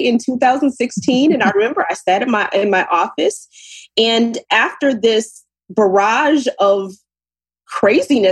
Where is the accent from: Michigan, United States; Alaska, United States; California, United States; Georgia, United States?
Michigan, United States; Ann Arbor; moved away as an adult; also born or lived in New Jersey / New York; now in New York area, United States; I'm originally from Ann Arbor, Michigan, and I moved to the East Coast in New Jersey, New York area about 22 years now